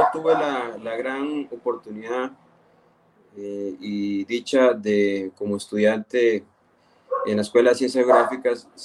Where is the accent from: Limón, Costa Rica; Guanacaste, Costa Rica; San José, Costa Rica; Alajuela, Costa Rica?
Guanacaste, Costa Rica; Nicoya; soy de, de Nicoya, no soy de Guanacaste, pero la verdad es que tengo una gran satisfacción y un, un gran cariño por el, por el pueblo guanacasteco